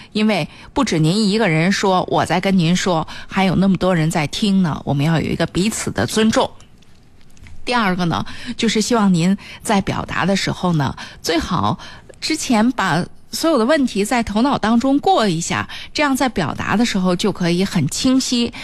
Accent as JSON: {"language": "Chinese", "region": "Hebei", "country": "China", "said": "我们河北地区的这个方言啊"}